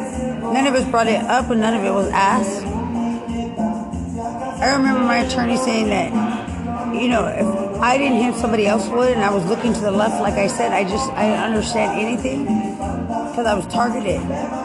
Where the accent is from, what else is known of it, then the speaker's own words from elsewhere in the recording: United States; I'm from America. You don't shun me like I don't belong.